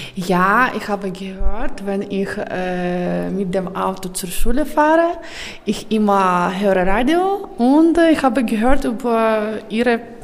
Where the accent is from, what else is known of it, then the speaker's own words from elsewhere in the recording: Ukraine; German is a second language; moved away as an adult; now in Germany; ich komme aus der Ukraine